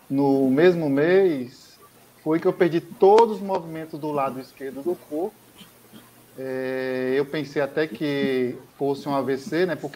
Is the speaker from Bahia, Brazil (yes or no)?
yes; Ilhéus, Bahia, Brazil; born there; É, moro em Ilhéus, nasci aqui em Ilhéus, né? para quem não conhece Ilhéus, Ilhéus, sul da Bahia.